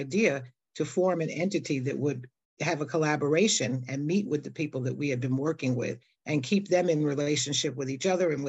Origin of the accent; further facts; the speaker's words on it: New York City, New York, United States; born and raised in New York City in Harlem